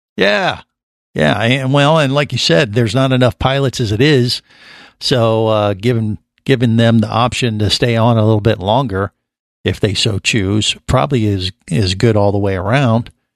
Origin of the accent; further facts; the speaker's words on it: Cincinnati, Ohio, United States; That is where I grew up and where I started my radio career was in Cincinnati